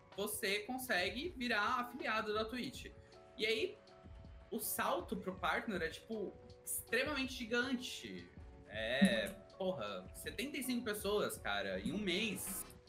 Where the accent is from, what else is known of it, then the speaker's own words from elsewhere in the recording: São Paulo, Brazil; sou de São Paulo